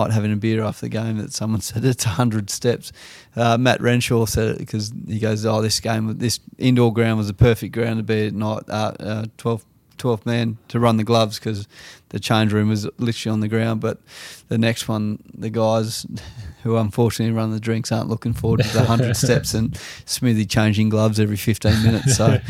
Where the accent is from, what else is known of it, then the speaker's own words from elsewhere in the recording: Australia; So I think for us as Australian cricket team, I think we just really need to focus on what we do really well